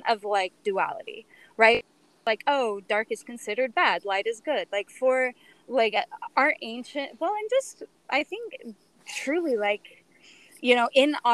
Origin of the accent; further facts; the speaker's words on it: Utah, United States; I'm from Utah